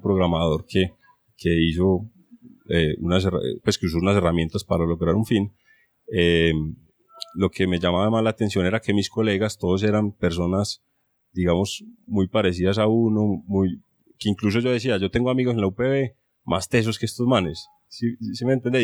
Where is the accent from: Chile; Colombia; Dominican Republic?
Colombia; Medellín, Antioquia; also born or lived in Grenoble, France; colombiano, soy de Medellín